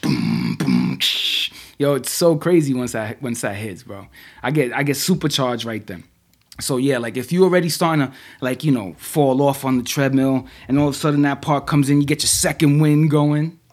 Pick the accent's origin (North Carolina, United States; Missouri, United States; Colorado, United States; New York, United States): New York, United States; New York City; I grew up in the Bronx in the eighties